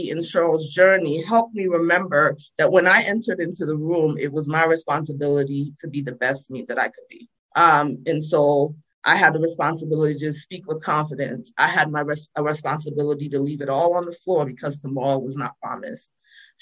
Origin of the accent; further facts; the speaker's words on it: New Jersey, United States; accent: Jersey; also born or lived in Freetown, Sierra Leone; now in Baltimore, United States; I was born in Freetown. I came to the United States when I was 9 years old. I grew up in New Jersey